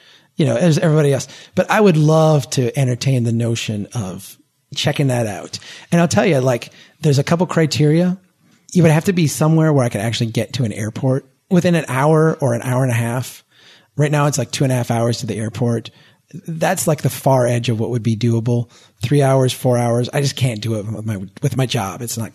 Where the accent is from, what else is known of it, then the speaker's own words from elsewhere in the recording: Minnesota, United States; I'm Minnesotan.